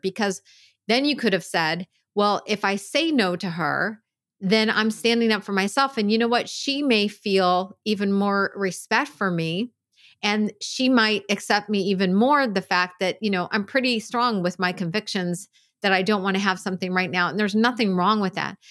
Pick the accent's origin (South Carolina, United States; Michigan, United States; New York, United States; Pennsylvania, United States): Pennsylvania, United States; I grew up in Pennsylvania